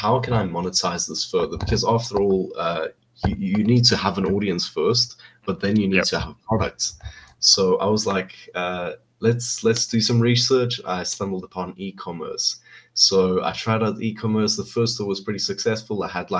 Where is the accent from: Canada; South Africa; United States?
South Africa; I'm from South Africa, and I'm planning to move on to the US maybe in 1 or 2 years